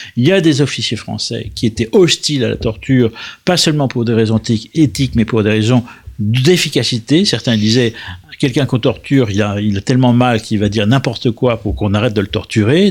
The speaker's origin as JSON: {"language": "French", "country": "France", "said": "en tant que Français"}